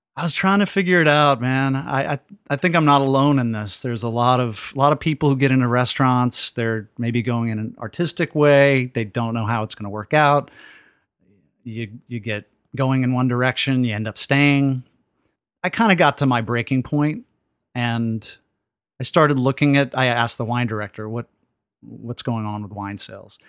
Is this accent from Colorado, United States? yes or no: no; Dallas, Texas, United States; I grew up in East Dallas